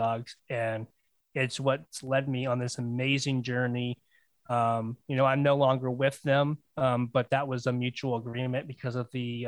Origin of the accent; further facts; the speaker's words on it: Florida, United States; to get where I live now, back to my hometown, it's about 8 hours